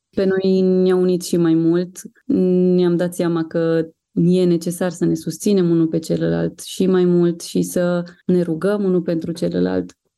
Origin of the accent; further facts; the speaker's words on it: Sibiu, Sibiu County, Romania; noi suntem din Sibiu